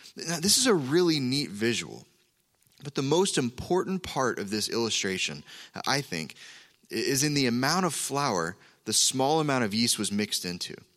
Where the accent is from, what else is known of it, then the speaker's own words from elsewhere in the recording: Oklahoma, United States; moved away; we're from Oklahoma